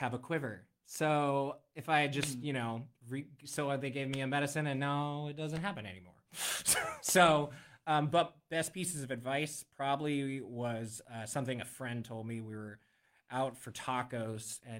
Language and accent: English; Western Pennsylvania, United States; moved away as an adult; now in Central Pennsylvania, United States; I'm from Western PA. I'm not from this side of the state.